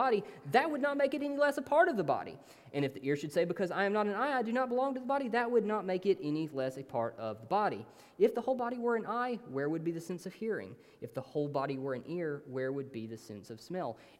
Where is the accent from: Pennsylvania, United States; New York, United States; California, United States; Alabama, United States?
Alabama, United States; Hayden; now in Tuscaloosa, United States; I'm from this really small town called Hayden